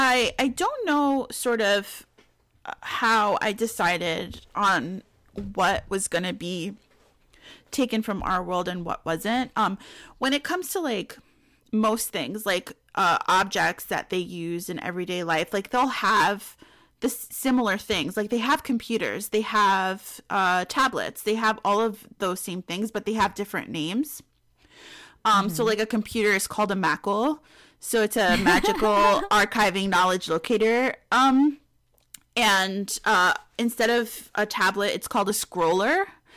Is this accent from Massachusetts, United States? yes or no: no; Bronx, New York, United States; now in Peekskill, United States; Well, it's not my hometown. My hometown's the Bronx, but it's where I live.